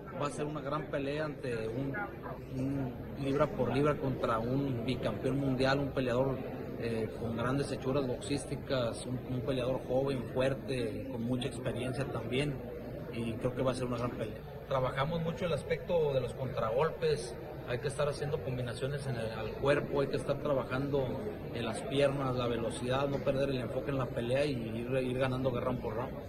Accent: Mexico; para nosotros como mexicanos

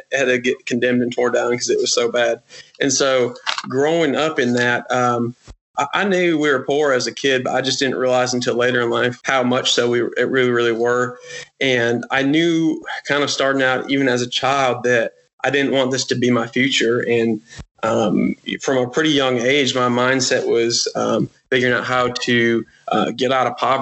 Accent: United States; growing up in America, the land of opportunity and privilege

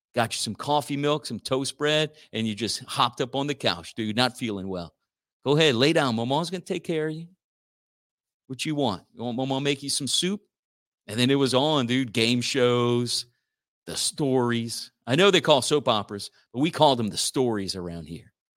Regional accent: Church Point, Louisiana, United States; Votros is in my hometown of Church Point, and it's where I'm coming to you live from

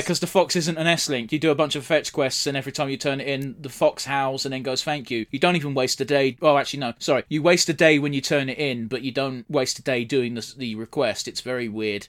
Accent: United Kingdom; we're British

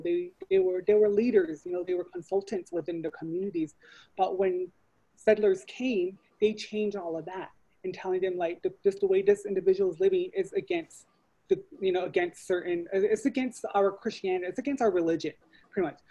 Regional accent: Chinle, Arizona, United States; I am originally from Chinle, Arizona, on the Navajo Reservation, so I am Navajo, or Diné

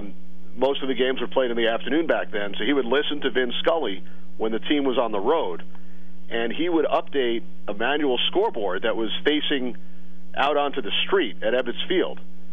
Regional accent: Long Island, New York, United States; growing up on Long Island

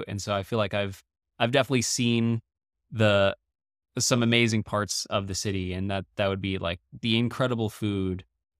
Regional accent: Paris, Île-de-France, France; also born or lived in Beijing / Dubai / Shanghai / Dallas; I'm not from any single place. My dad is Dutch. My mom's American. I was born in Paris, France. And we moved around a lot as a kid.

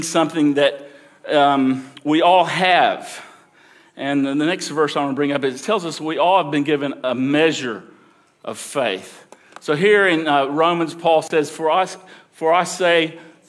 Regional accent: Alabama, United States; I grew up in Alabama.

